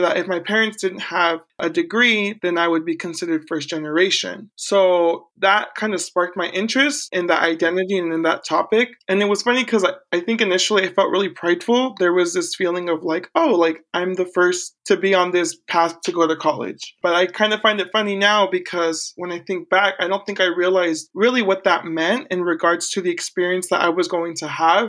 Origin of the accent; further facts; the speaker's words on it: Corning, California, United States; also born or lived in Porterville, California; now in Orange County, United States; I was born in Central California in a small town called Porterville. However, I grew up north, call it the Deep North, it's past Sacramento, and another small town called Corning, California, where I finished high school